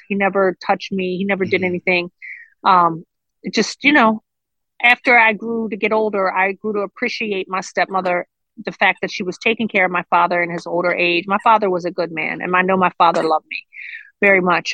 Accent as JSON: {"language": "English", "town": "Baltimore", "region": "Maryland", "country": "United States", "tie": "born or raised there", "said": "I grew up in Baltimore City, inner city Baltimore, East Baltimore to be exact"}